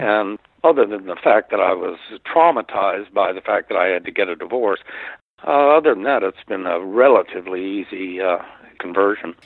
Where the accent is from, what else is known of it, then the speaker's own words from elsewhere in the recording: Northern Virginia, United States; moved away as an adult; now in West Palm Beach, United States; I grew up in Northern Virginia, just outside of Washington